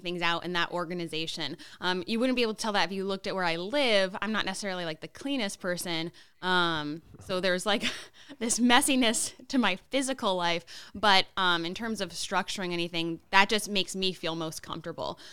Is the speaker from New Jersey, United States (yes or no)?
no; Connecticut, United States; moved away; we're both from Connecticut